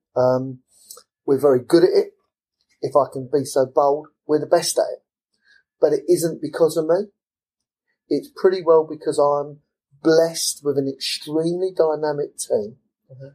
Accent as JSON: {"language": "English", "region": "London", "country": "United Kingdom", "also_born_or_lived": "Lutterworth, Leicestershire", "said": "I'm an East Londoner. I'm, I'm from Forest Gate, and you know I'm an East Londoner through and through"}